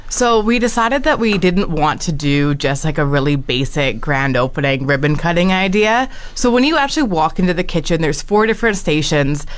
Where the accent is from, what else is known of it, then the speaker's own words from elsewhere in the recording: Alberta, Canada; also born or lived in Sylvan Lake, Alberta; now in Fort McMurray, Canada; I moved here in 2020 from uh, Sylvan Lake, Alberta. So I'm Alberta raised, but I've been here for a couple of years now.